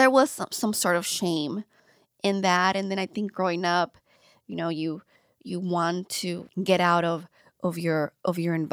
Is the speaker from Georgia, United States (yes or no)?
no; Long Beach, California, United States; I grew up, yeah, I grew up in LA. Um, in a little city um, in LA County, Lynwood. I grew up in Paramount North, Long Beach.